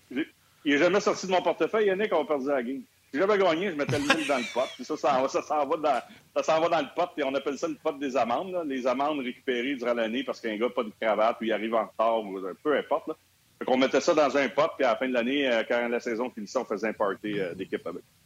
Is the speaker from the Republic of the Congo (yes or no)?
no; Montreal, Quebec, Canada; je suis natif de Montréal